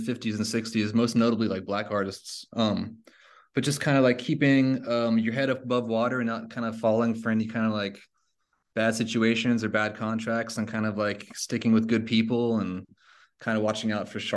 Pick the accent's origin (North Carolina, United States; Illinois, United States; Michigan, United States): North Carolina, United States; Charlotte; I'm from Charlotte, North Carolina. So my dad played a lot of clubs around Charlotte